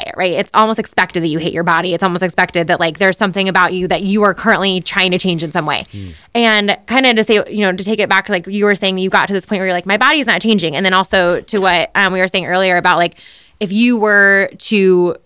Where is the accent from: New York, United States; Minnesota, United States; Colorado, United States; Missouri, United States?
Colorado, United States; Boulder; born or raised there